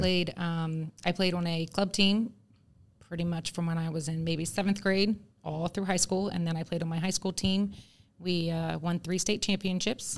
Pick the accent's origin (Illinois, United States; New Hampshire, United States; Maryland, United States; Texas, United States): Maryland, United States; Calvert County; moved away as an adult; now in Georgia, United States; I am born and raised in Calvert County, Maryland